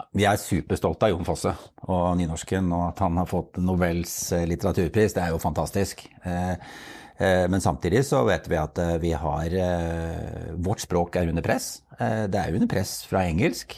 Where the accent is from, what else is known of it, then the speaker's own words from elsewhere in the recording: Norway; vi har en sterk base her hjemme i Norge